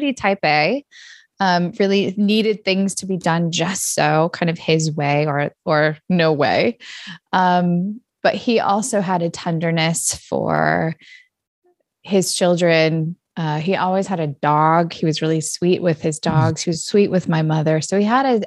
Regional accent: Redding, California, United States; moved away as an adult; also born or lived in Minneapolis-St. Paul, Minnesota; now in Minneapolis, United States; I grew up in Northern California in a little city called Redding

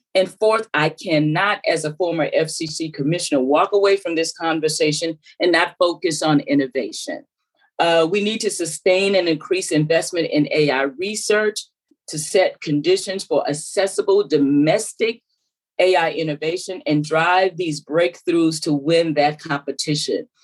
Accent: South Carolina, United States; I was raised in South Carolina, you could probably tell by the accent

